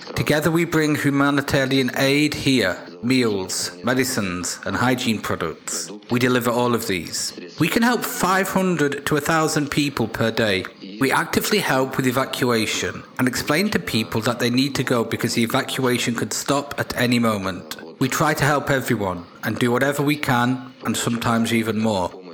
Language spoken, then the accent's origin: English; Lysychansk, Luhansk Oblast, Ukraine; moved away; I am from Lysychansk.